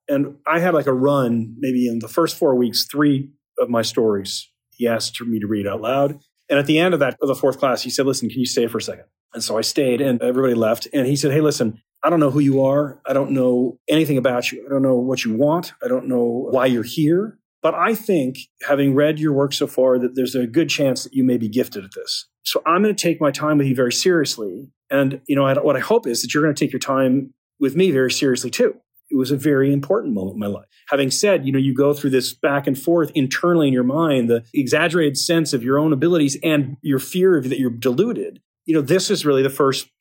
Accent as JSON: {"language": "English", "town": "Boston", "region": "Massachusetts", "country": "United States", "tie": "born or raised there", "said": "I grew up in the Boston area, you know, in a typical sort of suburb just outside the city"}